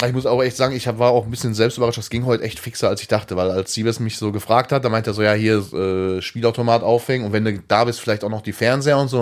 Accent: Hattingen, North Rhine-Westphalia, Germany; aus der Hattinger Ecke, da wo ich geboren bin

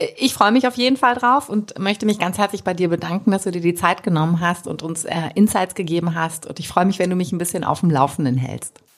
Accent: Germany; wir als Deutsche

